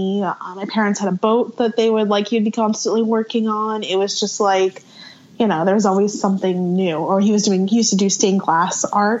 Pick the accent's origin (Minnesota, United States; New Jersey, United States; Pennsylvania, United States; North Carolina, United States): New Jersey, United States; Voorhees; now in Southern California, United States; I grew up in Voorhees, New Jersey